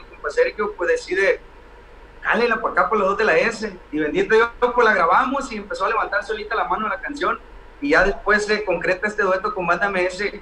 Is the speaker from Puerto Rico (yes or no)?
no; Mocorito, Sinaloa, Mexico; somos de Mocorito, un pueblito eh, muy bonito, le mandamos un saludo a toda la raza de Mocorito, nuestras raíces